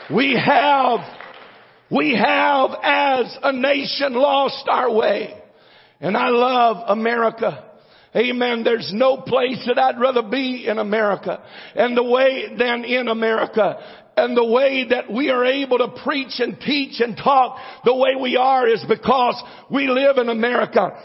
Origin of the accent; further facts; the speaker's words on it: United States; I'm an American and I'm glad to be an American